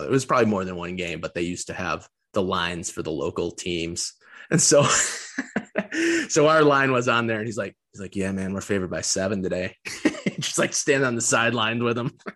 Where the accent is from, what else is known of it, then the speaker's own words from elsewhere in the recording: Detroit, Michigan, United States; growing up in the Metro Detroit area when I was really young